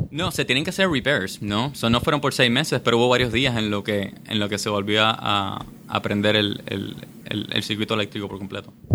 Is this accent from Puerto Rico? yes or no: yes; Puerto Rico; also born or lived in Michigan; nacido y criado aquí en Puerto Rico